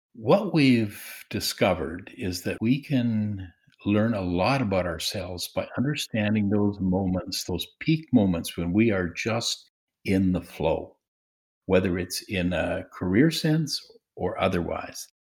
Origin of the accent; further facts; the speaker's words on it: Swift Current, Saskatchewan, Canada; I was, uh, born and raised in Swift Current, Saskatchewan